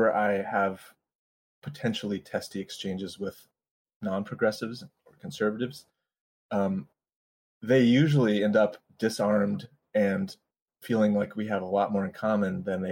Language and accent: English; Colorado, United States; moved away as an adult; now in Los Angeles, United States; I live in LA, but I grew up mostly in Colorado